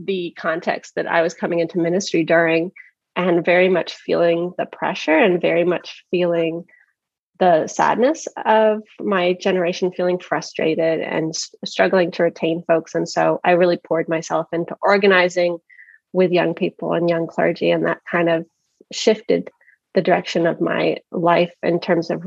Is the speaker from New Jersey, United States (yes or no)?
no; Philadelphia, Pennsylvania, United States; moved away as an adult; also born or lived in the South; now in Tucson, United States; went to college in the South, coming from Philadelphia